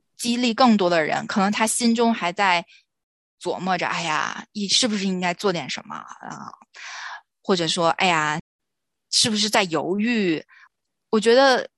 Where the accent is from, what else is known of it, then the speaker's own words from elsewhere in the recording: China; moved away; 我们其实小的时候都是在国内长大的嘛